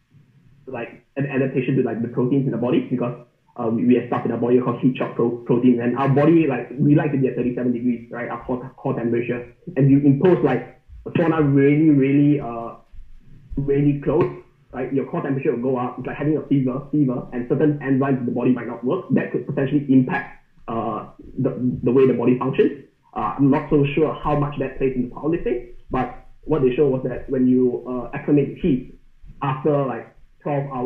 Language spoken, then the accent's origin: English; Malaysia; I'm from Malaysia, so it's, like, 30 to 33 degrees year-round. We don't have seasons there.